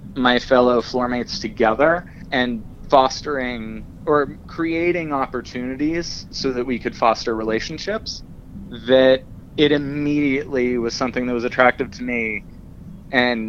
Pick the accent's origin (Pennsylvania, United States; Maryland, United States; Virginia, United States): Pennsylvania, United States; Pittsburgh; moved away as an adult; also born or lived in New York / Los Angeles; now in California, United States; I grew up in Pittsburgh